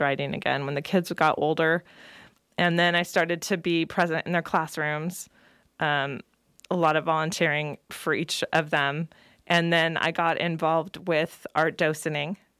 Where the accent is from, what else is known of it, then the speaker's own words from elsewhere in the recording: Salinas, California, United States; now in Nevada County, United States; I grew up in Salinas, California, one of three girls